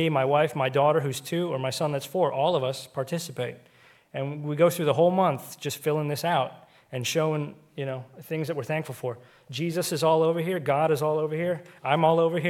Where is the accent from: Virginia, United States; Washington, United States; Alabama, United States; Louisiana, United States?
Washington, United States; Seattle; now in Pennsylvania, United States; we grew up on the West Coast out in Seattle